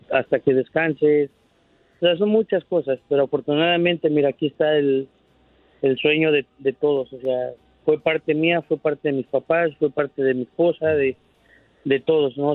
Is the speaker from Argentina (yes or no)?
no; Mexico; una forma de pensar o una mentalidad que tenemos como hispanos y mexicanos.